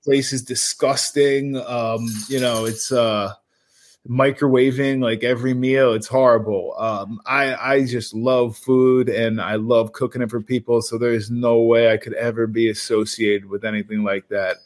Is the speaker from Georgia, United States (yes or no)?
no; New Jersey, United States; we're the Garden State